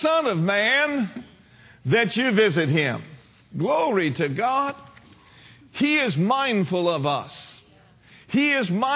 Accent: Minneapolis, Minnesota, United States; I was born and raised in Minneapolis, Minnesota

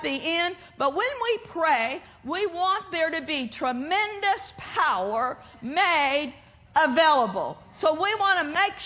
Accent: Pawnee, Oklahoma, United States; moved away; my hometown, Pawnee, Oklahoma, at my brother's church

